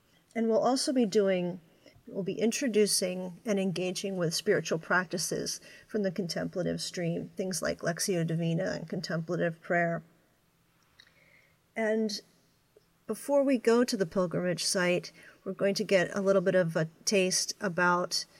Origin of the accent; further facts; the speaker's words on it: Pennsylvania, United States; I'm from Pennsylvania and an Eastern United States person